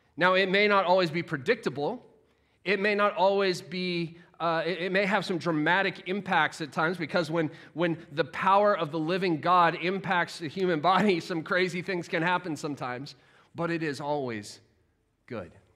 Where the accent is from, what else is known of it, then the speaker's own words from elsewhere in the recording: United States; now in Sheffield, United Kingdom; as an American